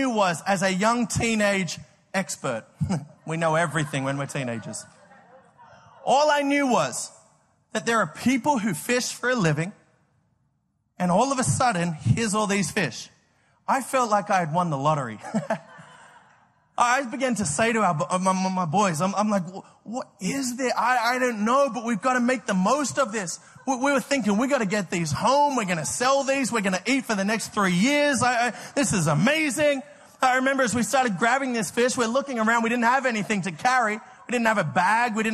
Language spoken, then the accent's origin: English; Australia; moved away; I grew up in Australia